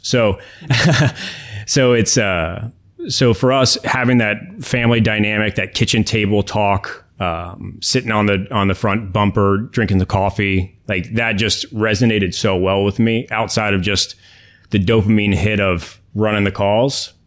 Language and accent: English; United States; also born or lived in Miami, Florida; now in Orlando, United States; I grew up actually right outside of D C. and came back down here to Florida